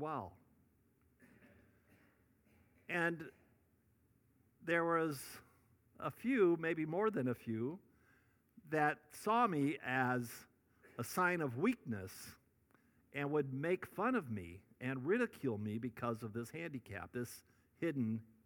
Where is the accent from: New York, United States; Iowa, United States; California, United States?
Iowa, United States; Northwest; I grew up in Northwest Iowa